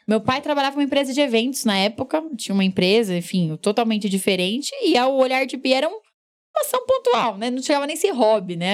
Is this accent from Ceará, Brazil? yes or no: no; Guarulhos, São Paulo, Brazil; Eu nasci em São Paulo, mas sempre morei em Guarulhos.